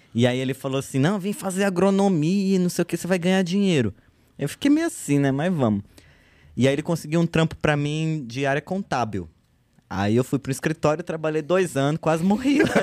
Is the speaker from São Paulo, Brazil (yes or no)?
yes; São Paulo, Brazil; also born or lived in Uberlândia; Eu sou da Zona Norte, falando da, da galera da Zona Norte. Zona pá, Norte. Falei, não, é. sou da Zona Norte. Cresci na região ali da divisa com Guarulhos, fundão do Tucuruvi.